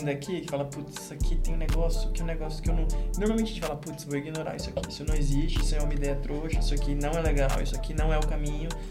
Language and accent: Portuguese; Fortaleza, Ceará, Brazil; o lugar de onde a gente veio, de Fortaleza